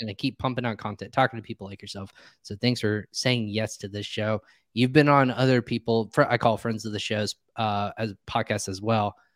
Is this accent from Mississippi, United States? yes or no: no; Indiana, United States; also born or lived in Virginia / North Carolina; I'm from Indiana. When I moved out to Virginia, North Carolina